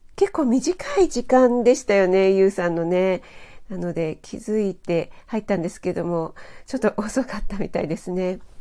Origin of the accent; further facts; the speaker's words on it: Kanagawa, Japan; 私はちょっと神奈川の出身なので